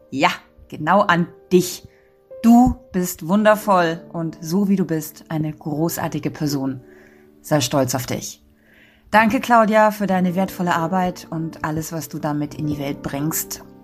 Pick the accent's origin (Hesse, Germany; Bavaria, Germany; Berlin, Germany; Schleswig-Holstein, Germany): Berlin, Germany; ich komme aus Berlin.